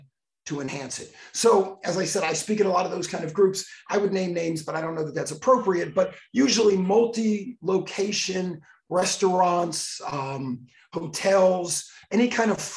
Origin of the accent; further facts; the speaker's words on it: Miami Beach, Florida, United States; I grew up on Miami Beach